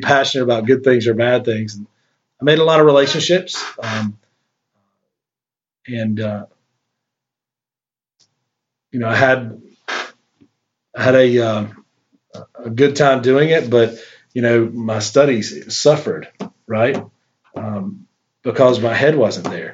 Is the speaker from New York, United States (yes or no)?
no; Shelby, North Carolina, United States; born January 26, 1975 in Shelby, North Carolina, which is a small town, a medium-sized town, about 45 minutes away from Charlotte, which is a big town and the largest city in North Carolina and kind of a banking center of the South. So, I enjoyed growing up in Shelby